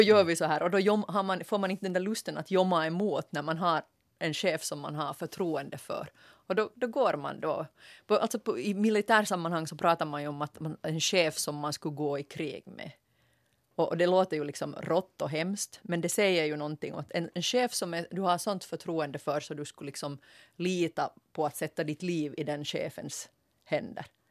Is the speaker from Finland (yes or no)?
yes; Ostrobothnia, Finland; Som jag österbottning